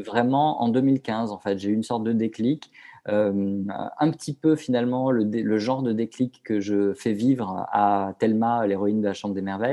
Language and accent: French; southern France, France; je suis originaire du sud de la France, de Hier plus précisément.